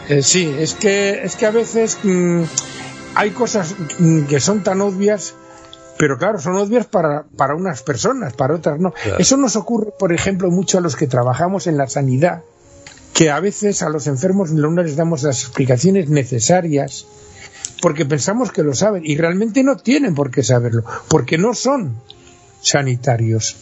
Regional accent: Spain

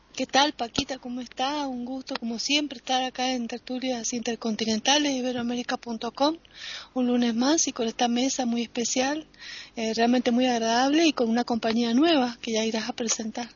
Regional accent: Mendoza, Argentina; como mendocina

